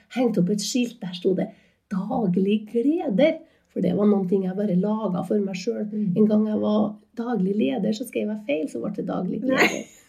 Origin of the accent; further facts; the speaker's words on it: Inderøy, Trøndelag, Norway; moved away as an adult; now in Trondheim, Norway; jeg vokste opp eh, på Underøya nærmere Sandvollan, eller Gangstadhaugen, sånn å komme akkurat der jeg vokste opp. Og jeg er en inntrønder